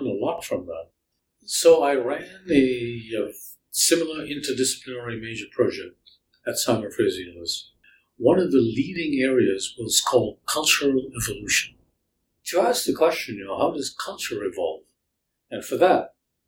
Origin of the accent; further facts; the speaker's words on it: Sri Lanka; now in Canada; I grew up in Sri Lanka